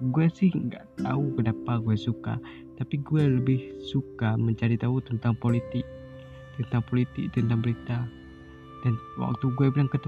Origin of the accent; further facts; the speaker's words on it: Lhokseumawe, Aceh, Indonesia; born there; Gue lahir di Lusmawe.